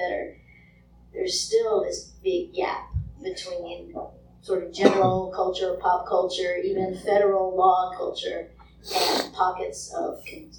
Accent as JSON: {"language": "English", "town": "San Francisco", "region": "California", "country": "United States", "said": "And I'm from San Francisco, which is a very gay-friendly place, but it's a very church-hostile place."}